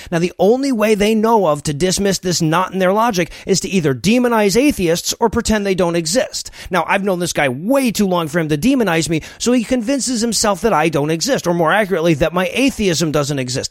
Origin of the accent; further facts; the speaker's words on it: Deep South, United States; I'm American. I grew up in the deep south